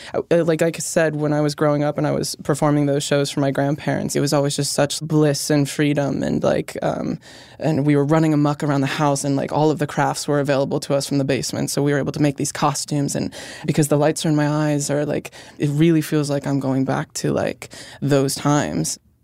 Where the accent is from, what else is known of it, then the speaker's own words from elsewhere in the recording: Pennsylvania, United States; growing up in Pennsylvania